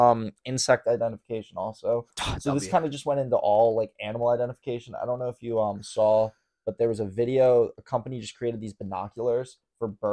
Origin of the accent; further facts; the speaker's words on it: United States; as an American citizen.